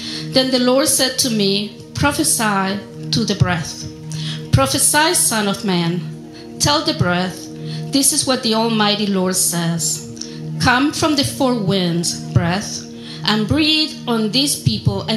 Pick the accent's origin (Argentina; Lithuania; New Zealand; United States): Argentina; English is a second language; moved away; I'm from Argentina, and yes, there are people with my skin tone in Argentina